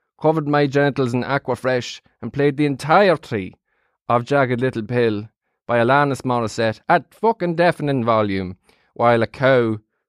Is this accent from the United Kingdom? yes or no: yes; Midlands, United Kingdom; You know well, I'm from the Midlands. I've never seen the sea.